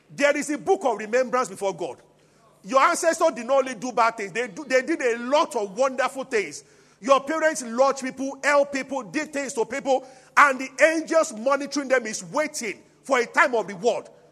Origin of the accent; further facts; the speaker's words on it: Abuja, Federal Capital Territory, Nigeria; now in Lagos, Nigeria; I grew up in Abuja